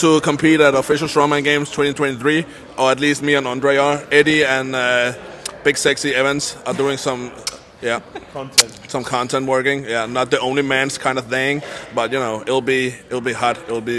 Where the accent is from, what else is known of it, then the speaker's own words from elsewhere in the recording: Denmark; from Denmark, representing the North.